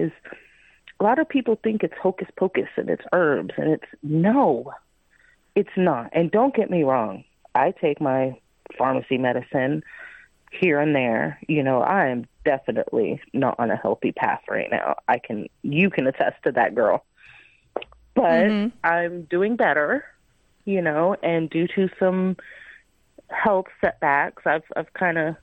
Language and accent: English; Miami, Florida, United States; moved away as an adult; now in Tennessee, United States; Miami, Florida, which is my hometown